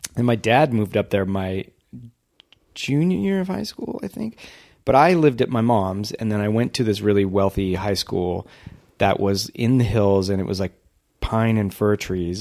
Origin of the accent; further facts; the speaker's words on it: Whittier, California, United States; I grew up in Whittier